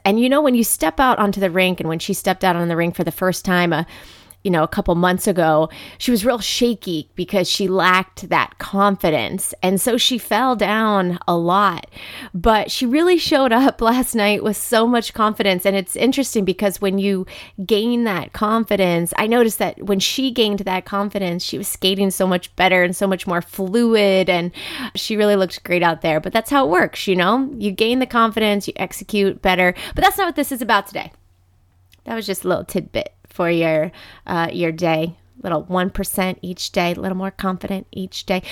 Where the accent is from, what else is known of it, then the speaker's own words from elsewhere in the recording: Dayton, Ohio, United States; also born or lived in Saint Petersburg, Florida; I grew up, I'm from Dayton, Ohio, and spent time here